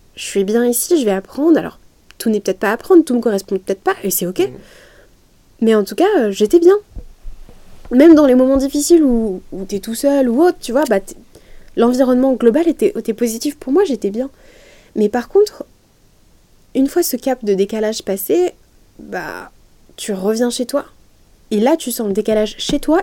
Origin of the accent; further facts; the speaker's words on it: Lyon, Auvergne-Rhône-Alpes, France; Lyon, c'est là où j'ai grandi, c'est là où je suis née, j'ai jamais mm. vécu ailleurs qu'à Lyon